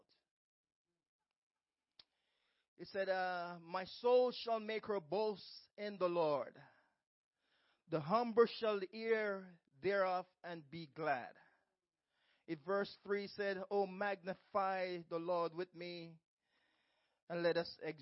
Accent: Jamaica; moved away as an adult; when I came from Jamaica, I worked 3 jobs and I went to a community college at the same time.

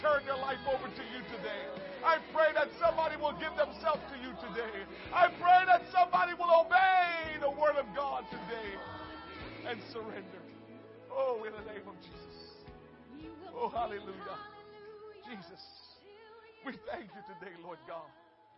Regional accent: Portmore, Saint Catherine, Jamaica; now in United States; I'm from Portmore. Yeah, that's my town. That's my town

